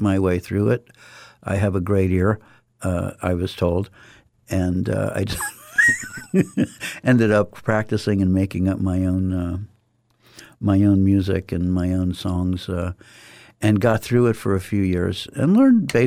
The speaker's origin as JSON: {"language": "English", "town": "Columbus", "region": "Ohio", "country": "United States", "tie": "born or raised there", "also_born_or_lived": "New York City, New York / southeast Florida", "moved": "yes", "said": "I grew up in Columbus, Ohio, born in New York City in Queens up until 6 years old, and then most of my childhood in Columbus, Ohio, then down to southeast Florida."}